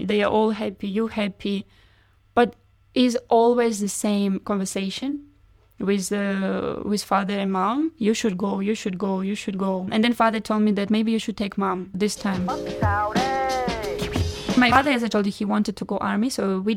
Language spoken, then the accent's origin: English; Kharkiv, Kharkiv Oblast, Ukraine; English is a second language; moved away as an adult; now in Vietnam; my hometown is Kharkiv, my parents there, my granny there